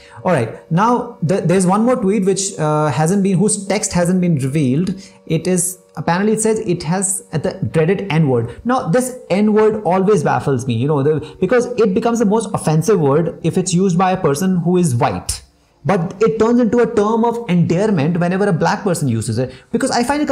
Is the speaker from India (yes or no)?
yes; India; We are like Indian Asians